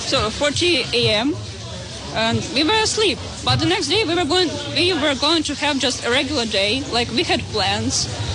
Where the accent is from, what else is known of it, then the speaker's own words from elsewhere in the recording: Kyiv Oblast, Ukraine; moved away; I am from Kyiv Oblast.